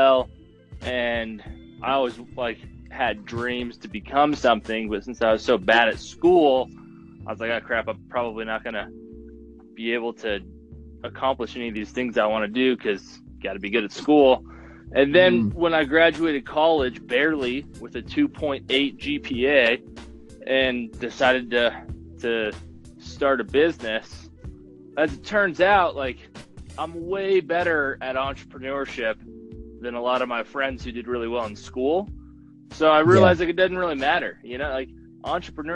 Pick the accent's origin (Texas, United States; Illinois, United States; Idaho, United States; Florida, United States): Idaho, United States; Rexburg; I'm from Rexburg, Idaho